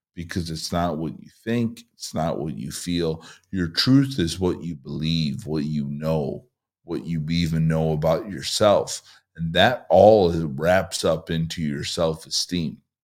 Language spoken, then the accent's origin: English; Chicago, Illinois, United States; moved away as an adult; now in Southern California, United States; I moved here from Chicago for a year and a half ago, where I lived in a one-mile radius basically my entire life.